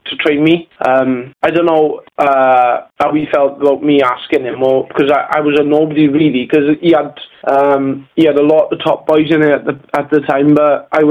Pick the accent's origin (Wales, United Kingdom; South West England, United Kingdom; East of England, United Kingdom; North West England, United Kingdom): Wales, United Kingdom; Merthyr Tydfil; my hometown of Merthyr Tydfil